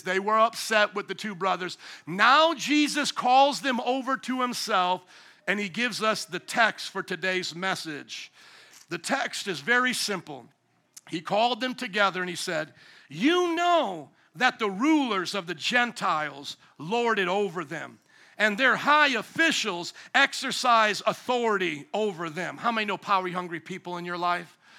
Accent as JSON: {"language": "English", "country": "United States", "said": "I'm an American"}